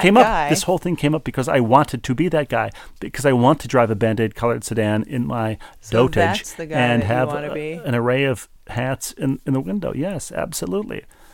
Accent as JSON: {"language": "English", "town": "St. Louis", "region": "Missouri", "country": "United States", "tie": "born or raised there", "said": "took the Rams out of my hometown of St. Louis."}